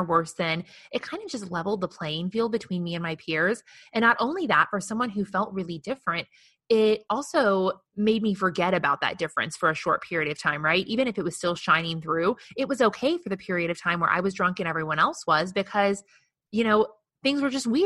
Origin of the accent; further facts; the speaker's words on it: Midwest, United States; growing up in the Midwest in the early 90s